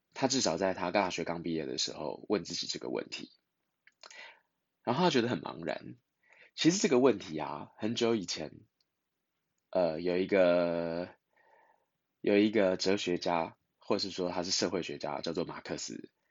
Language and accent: Chinese; Taiwan; 我们在台湾